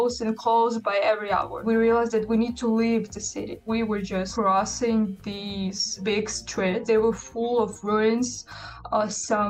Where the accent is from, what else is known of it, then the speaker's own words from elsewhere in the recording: Mariupol, Donetsk Oblast, Ukraine; moved away as an adult; now in North Macedonia; my home is ruined